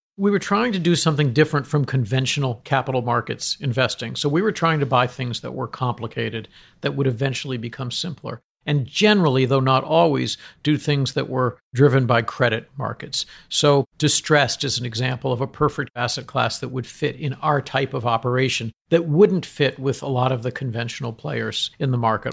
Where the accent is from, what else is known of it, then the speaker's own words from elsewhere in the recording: Boston, Massachusetts, United States; moved away; I wasn't brought up in New York. I was brought up in Boston.